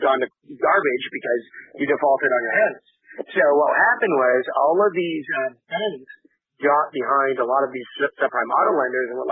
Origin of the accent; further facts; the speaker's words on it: Canada; moved away; I'm from Canada, and I haven't lived there in years